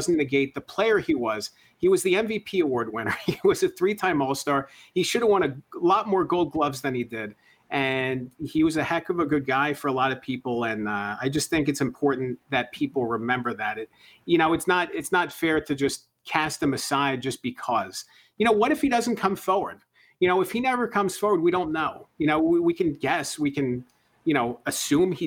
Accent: Lancaster, Pennsylvania, United States; did some local coverage in my hometown of Lancaster, Pennsylvania

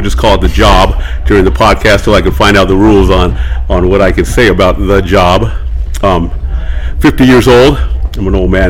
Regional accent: Hayward, California, United States; also born or lived in Sacramento, California; I was born in Sacramento, California, and then my mom and pops moved us to Hayward, California. That's where I raised, Hayward, California. And my mom's always been from Needles. She's a Needles girl, so I like to call myself a Needles boy. But I like to call myself a Bay Area boy too.

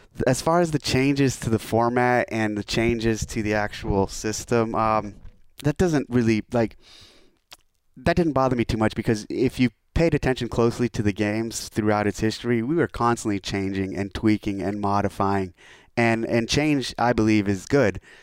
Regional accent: NorCal, near Scotts Valley, California, United States; moved away as an adult; also born or lived in San Diego, California; returning home. I left, I left, I left this area in ninety-seven when I enlisted in the Navy

